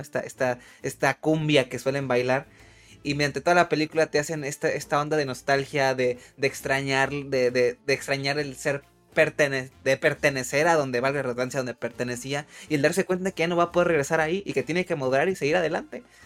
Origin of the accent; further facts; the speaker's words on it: Mexico; como mexicanos